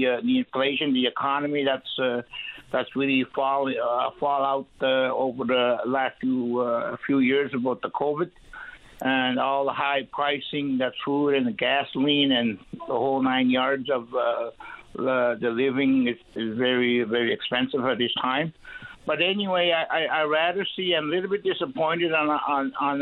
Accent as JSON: {"language": "English", "town": "Davis Inlet", "region": "Newfoundland and Labrador", "country": "Canada", "tie": "born or raised there", "also_born_or_lived": "Natuashish", "said": "I'm not Inuit, I'm Inu. I'm from Natashish. I was raised in Davis Inlet"}